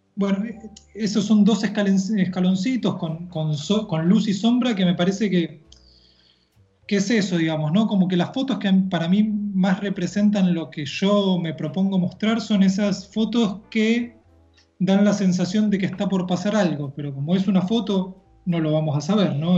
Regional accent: Los Polvorines, Buenos Aires Province, Argentina; now in La Plata, Argentina; Yo me crié en un barrio que se llama Los Polvorines

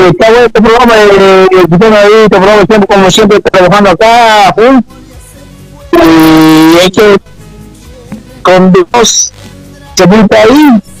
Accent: Taraco, La Paz, Bolivia; moved away; soy, soy, un fiero de Taraco, ex de Taraco, pues.

